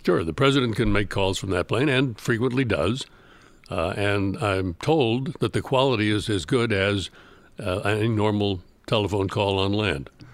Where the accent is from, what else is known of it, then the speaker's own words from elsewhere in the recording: Chicago, Illinois, United States; I was from, I'm from Chicago, and I'd never been really further south than Saint Louis